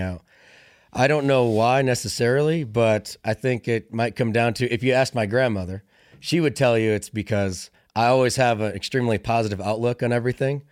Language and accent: English; Illinois, United States; moved away as an adult; also born or lived in Fort Lewis, Washington; I grew up in Illinois, small town, cornfields